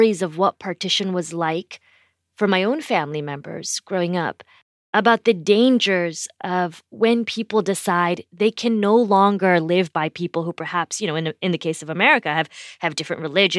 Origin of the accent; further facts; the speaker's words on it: Indiana, United States; I grew up in Indiana. We were one of the only South Asian families in our town.